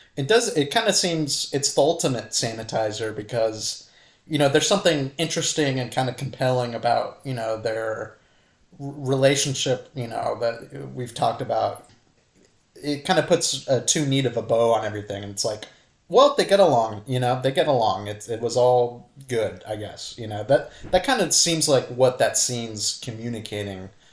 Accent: Santa Cruz, California, United States; Santa Cruz, California, my hometown

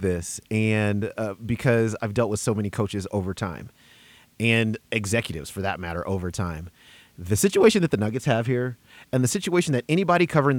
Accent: Denver, Colorado, United States; I was born and raised in Denver, and this was a medium-sized city when I was

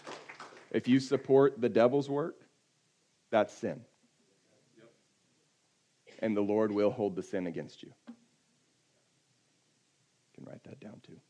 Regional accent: California, United States; I'm from California

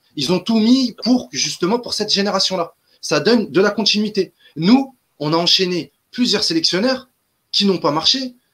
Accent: Algeria; chez nous, en Algérie

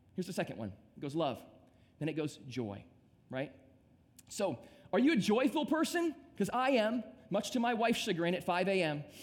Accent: Midwest, United States; now in South Florida, United States; I grew up in the Midwest and I came down to South Florida

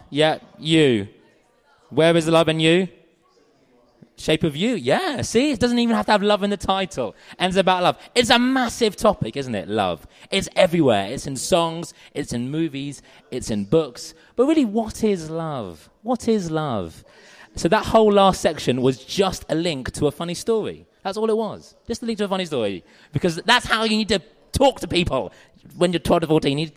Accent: South East England, United Kingdom; I'm from Surrey. I'm from Surrey

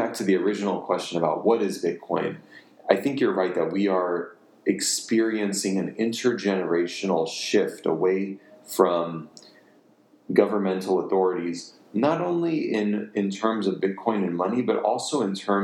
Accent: United States; I have my anti-authoritarian undertones as an American

